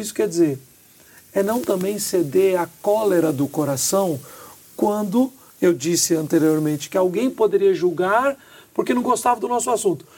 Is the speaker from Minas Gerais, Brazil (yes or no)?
yes; Minas Gerais, Brazil; nós somos mineiros